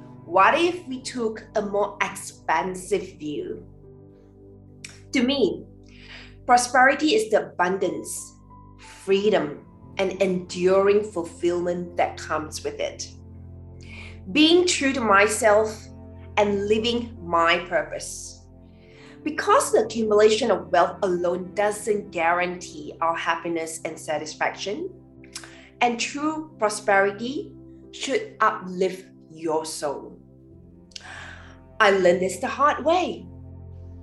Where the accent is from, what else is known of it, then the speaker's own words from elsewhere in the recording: Malaysia; Growing up in Malaysia